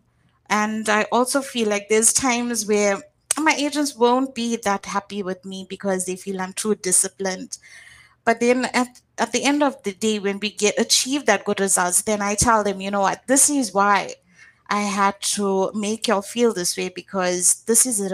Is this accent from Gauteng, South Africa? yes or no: no; Durban, KwaZulu-Natal, South Africa; moved away as an adult; now in Johannesburg, South Africa; I'm actually from a state called KwaZulu-Natal. And it's a small town there, a suburb, which is Durban.